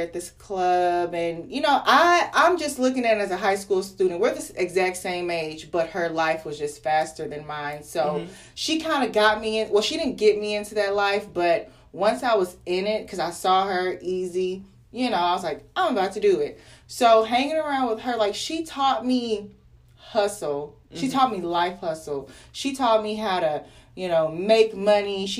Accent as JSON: {"language": "English", "town": "Arlington", "country": "United States", "tie": "born or raised there", "said": "I grew up in Arlington on the east side"}